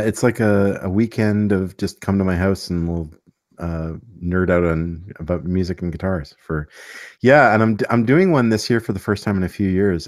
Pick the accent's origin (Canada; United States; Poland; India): Canada; Montreal, Quebec; I grew up in Montreal, so it was a pretty cool place to grow up